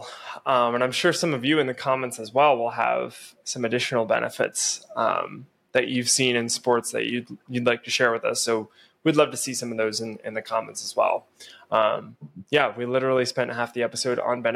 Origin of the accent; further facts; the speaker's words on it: Pennsylvania, United States; now in South Dakota, United States; back where we grew up in Pennsylvania